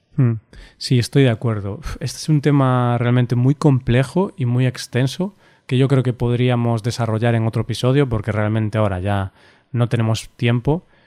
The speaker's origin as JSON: {"language": "Spanish", "region": "Galicia", "country": "Spain", "also_born_or_lived": "Vigo", "said": "tengo un patriotismo gallego de mi región"}